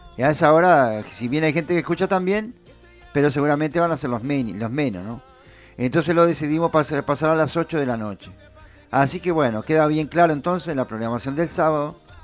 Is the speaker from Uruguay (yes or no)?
yes; Uruguay; nosotros somos uruguayos